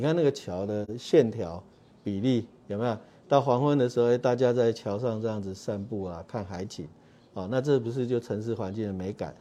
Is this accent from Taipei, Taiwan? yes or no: no; Kaohsiung, Taiwan; 我是左营长大的